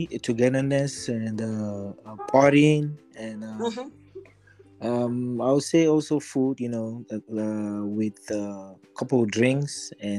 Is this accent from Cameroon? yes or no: yes; Cameroon; moved away; I'm Cameroonian